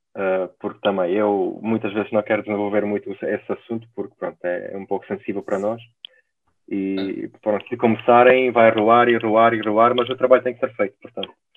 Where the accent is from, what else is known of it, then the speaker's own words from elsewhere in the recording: Ukraine; Portuguese is a second language; now in Portugal; eu sou ucraniano, sou da Ucrânia